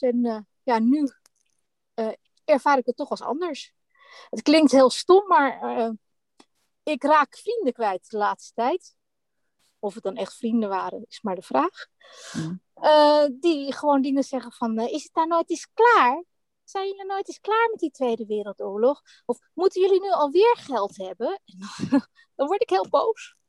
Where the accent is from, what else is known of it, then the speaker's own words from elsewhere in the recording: Netherlands; ik ben natuurlijk ook Nederlands